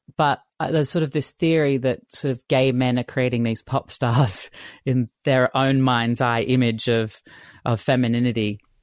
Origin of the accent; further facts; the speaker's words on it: Brisbane, Queensland, Australia; moved away as an adult; also born or lived in Sydney; I grew up in Brisbane